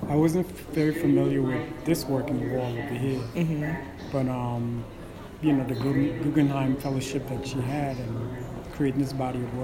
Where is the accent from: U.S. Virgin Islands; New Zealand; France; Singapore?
U.S. Virgin Islands; St. Thomas; I'm from the Virgin Islands, like I said, St. Thomas